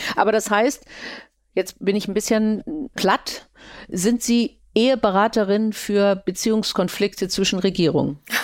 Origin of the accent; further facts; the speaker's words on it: Germany; bei uns die vielen Städte oder ein kleines Bonn am Anfang